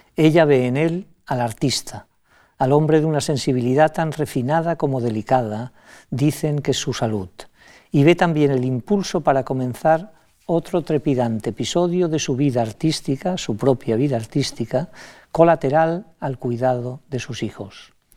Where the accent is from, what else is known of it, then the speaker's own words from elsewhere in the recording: Majorca, Balearic Islands, Spain; como mallorquín